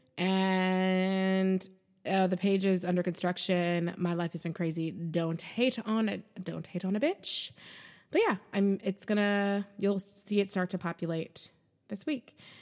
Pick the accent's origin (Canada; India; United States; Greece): United States; I'm American.